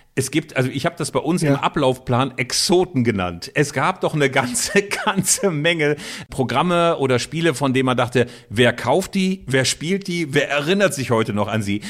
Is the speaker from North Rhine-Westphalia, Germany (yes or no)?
yes; Bielefeld, North Rhine-Westphalia, Germany; Hier bei uns in Bielefeld